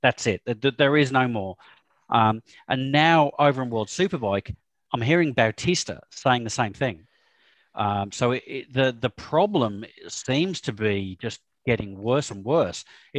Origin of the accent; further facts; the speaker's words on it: Australia; I'm an Aussie.